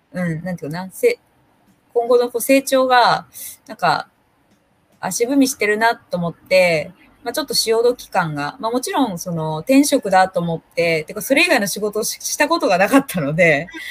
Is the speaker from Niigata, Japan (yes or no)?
yes; Minamiuonuma, Niigata, Japan; 生まれも育ちも、この南魚沼市六日町という、はい、ところです。